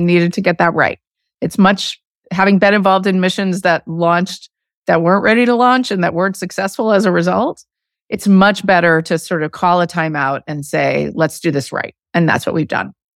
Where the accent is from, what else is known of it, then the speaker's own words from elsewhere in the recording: Arizona, United States; moved away; I grew up in Arizona